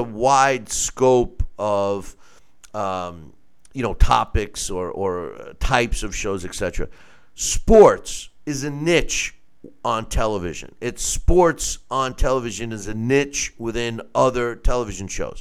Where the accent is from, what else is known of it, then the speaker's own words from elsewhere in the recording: United States; I'm an Italian-American and I'm an American first